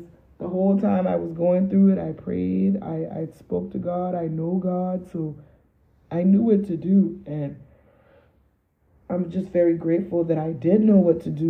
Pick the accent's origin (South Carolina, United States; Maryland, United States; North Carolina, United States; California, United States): South Carolina, United States; Charleston; moved away as an adult; I lived in a town that was small enough, Charleston, South Carolina